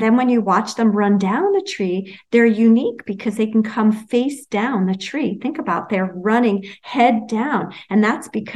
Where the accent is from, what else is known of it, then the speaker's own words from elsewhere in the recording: New York City, New York, United States; where I grew up in Brooklyn